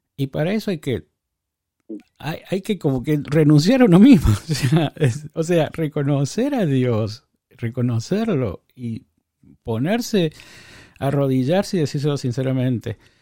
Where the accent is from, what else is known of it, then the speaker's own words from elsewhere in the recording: Córdoba, Argentina; now in Oakland, United States; yo soy de Córdoba, también de Argentina